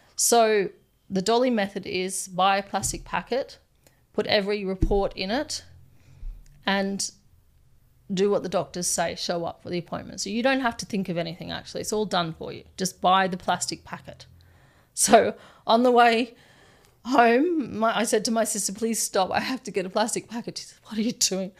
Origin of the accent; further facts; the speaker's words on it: Townsville, Queensland, Australia; now in Nepal; I'm from Magnetic Island, which is an island off the coast of Townsville.